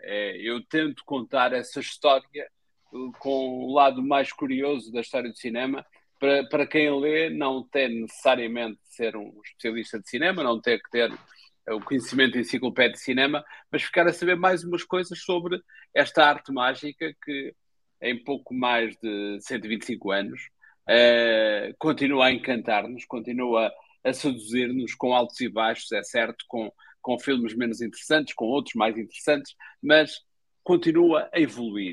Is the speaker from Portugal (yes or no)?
yes; Espinho, Aveiro District, Portugal; eu sou do Espinho